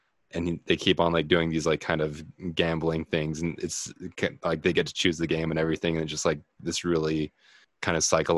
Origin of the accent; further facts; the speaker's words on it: United States; as an American